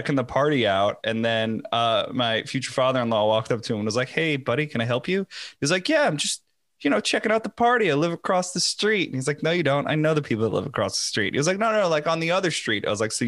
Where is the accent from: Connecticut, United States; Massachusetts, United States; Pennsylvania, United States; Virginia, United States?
Connecticut, United States; I grew up with him in Connecticut